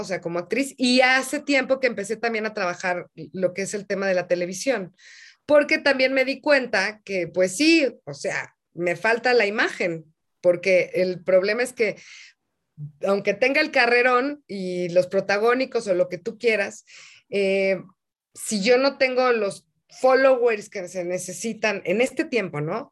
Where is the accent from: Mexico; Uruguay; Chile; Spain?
Mexico; en mi país